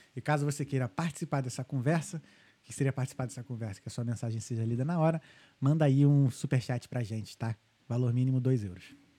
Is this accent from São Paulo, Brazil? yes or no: no; Rio de Janeiro, Brazil; moved away as an adult; now in Ireland; a gente cresceu no Rio, eu e meus irmãos, a gente cresceu no Rio